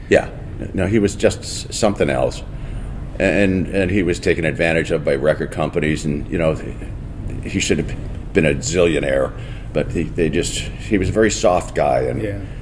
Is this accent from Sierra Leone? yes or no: no; Port Dover, Ontario, Canada; also born or lived in Dublin, Ireland; where we grew up in Port Dover, Ontario, on Lake Erie.